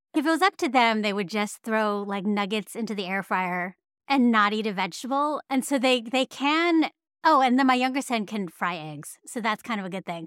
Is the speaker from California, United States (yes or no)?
yes; San Francisco Bay Area, California, United States; growing up in the San Francisco Bay Area